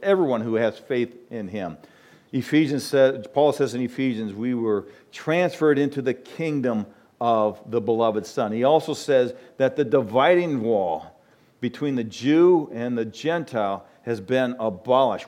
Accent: United States; I'm from America

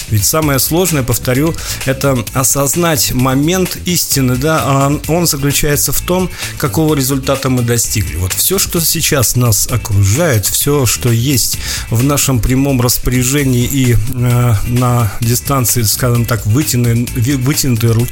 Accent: Karaganda, Karaganda Region, Kazakhstan; Так вот, Караганда – это мой родной город. Кстати, шахтерская столица Казахстана.

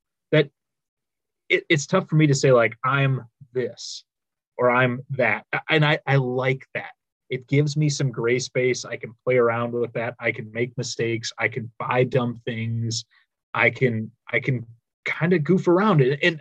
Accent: Minnesota, United States; being a Minnesotan

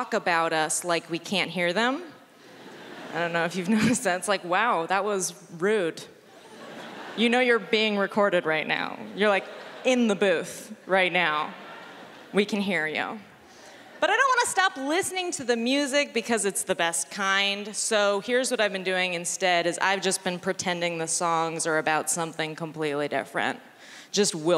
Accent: San Francisco, California, United States; now in Los Angeles, United States; I'm from San Francisco

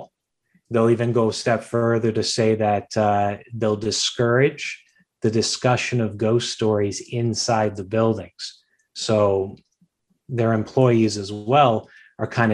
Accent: Hamilton, Ontario, Canada; I'm born and raised here. I was raised in the East End. I currently live in the East End. You know, I'm a real Hamiltonian.

